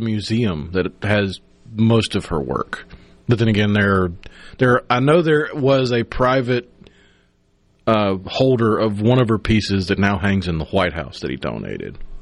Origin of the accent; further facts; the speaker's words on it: Tupelo, Mississippi, United States; growing up in Tupelo